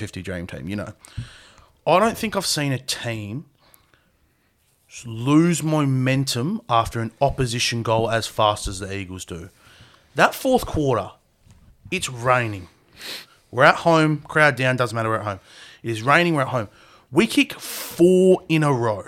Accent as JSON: {"language": "English", "country": "Australia", "said": "We're Australian."}